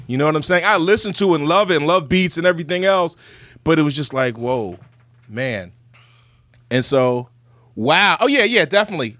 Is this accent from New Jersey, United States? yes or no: yes; Burlington, New Jersey, United States; I'm from Burlington City